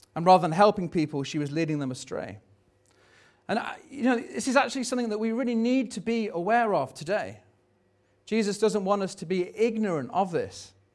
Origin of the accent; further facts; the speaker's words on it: Tamworth, West Midlands, United Kingdom; where are you from?" and you go, "Oh, Tamworth